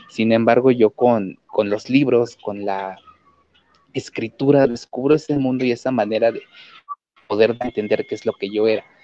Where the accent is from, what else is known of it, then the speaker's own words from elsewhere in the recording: Mexico; first language Nahuatl; Spanish is a second language; en la que también empecé a mezclar mi lengua materna, que es la lengua náhuatl.